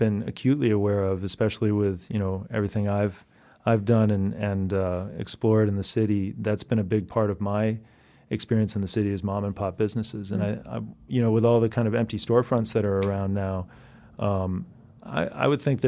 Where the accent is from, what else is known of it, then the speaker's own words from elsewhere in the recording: New York City, New York, United States; so yes, I am a New Yorker.